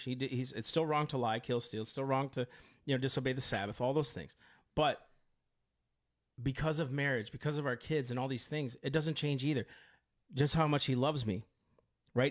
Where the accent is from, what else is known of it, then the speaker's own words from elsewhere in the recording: United States; I am an American of these United States.